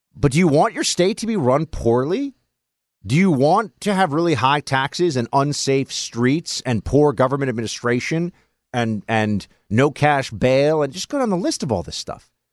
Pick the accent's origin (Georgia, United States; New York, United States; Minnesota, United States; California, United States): New York, United States; New York City; I grew up in New York City, in Manhattan, among these people